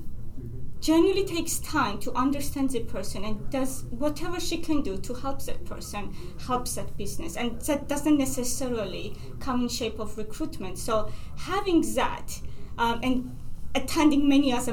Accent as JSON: {"language": "English", "country": "Georgia", "moved": "yes", "said": "I'm from Georgia, and for us, the family and extended family is a big part of our life"}